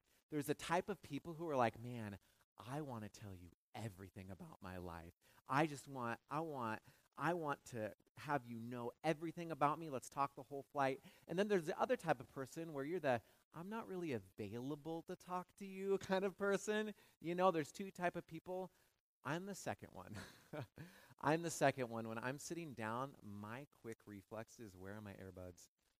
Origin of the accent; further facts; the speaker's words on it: West Coast, United States; I'm from the West Coast. I'll fly a lot to go back.